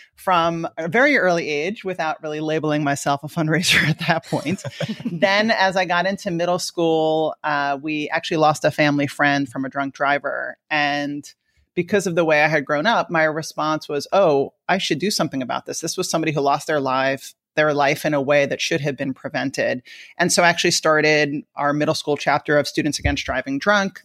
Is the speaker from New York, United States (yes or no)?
yes; Long Island, New York, United States; accent: New York; moved away; also born or lived in Washington, D.C. / San Francisco; I grew up in the suburbs of New York in an area called Long Island